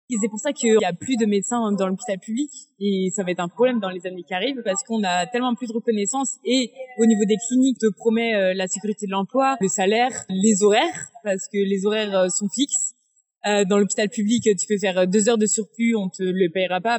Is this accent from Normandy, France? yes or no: no; Angers, Pays de la Loire, France; dans le sens où moi je viens d'Angers